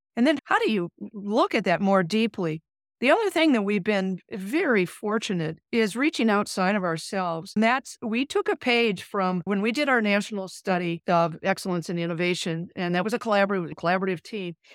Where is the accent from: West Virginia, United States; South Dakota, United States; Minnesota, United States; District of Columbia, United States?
Minnesota, United States; moved away as an adult; also born or lived in Alabama / California / Nebraska; now in Omaha, United States; I'm from Minnesota